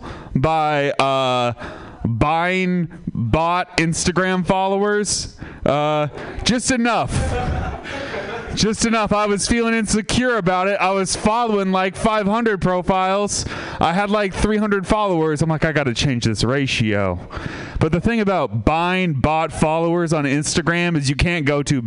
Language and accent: English; Sebastopol, California, United States; I'm from Sebastopol